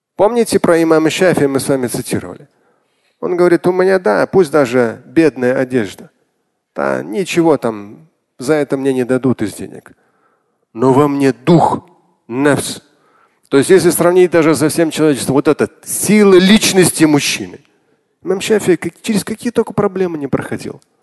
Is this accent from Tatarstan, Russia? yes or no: no; Moscow, Russia; я родился, вырос в Москве